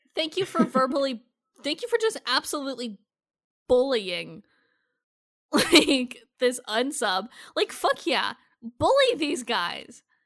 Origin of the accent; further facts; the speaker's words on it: Iowa, United States; I'm from Iowa